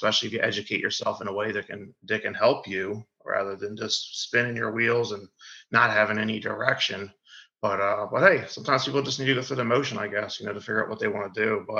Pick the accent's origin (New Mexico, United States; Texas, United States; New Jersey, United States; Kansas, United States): New Jersey, United States; Deptford; also born or lived in Woodbury, New Jersey; I'm from Deptford, New Jersey, originally from Woodbury, New Jersey